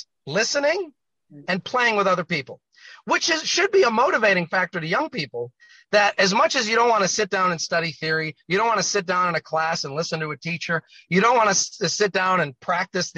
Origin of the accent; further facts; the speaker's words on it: Rhode Island, United States; my home state of Rhode Island